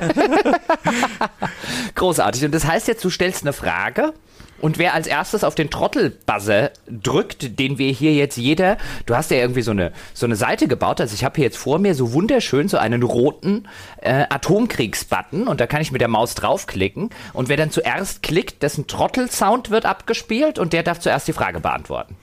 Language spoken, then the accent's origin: German; Germany; moved away; wir sind beide aus Deutschland ursprünglich